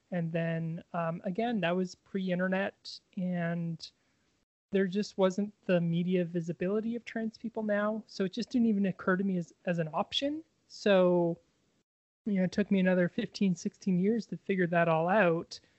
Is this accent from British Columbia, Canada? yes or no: yes; Victoria, British Columbia, Canada; In Victoria, BC, Canada.